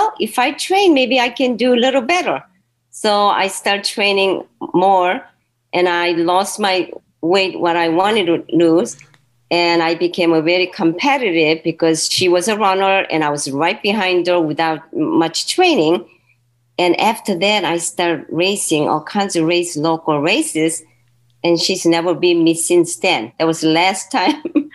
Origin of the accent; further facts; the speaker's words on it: Seoul, South Korea; also born or lived in Naples; now in Cleveland, United States; I was born in Seoul, Korea